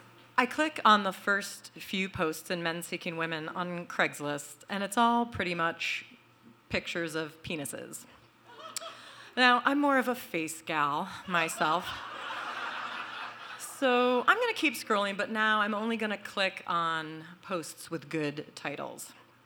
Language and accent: English; Boston, Massachusetts, United States; moved away as an adult; now in Brooklyn, United States; I am from Boston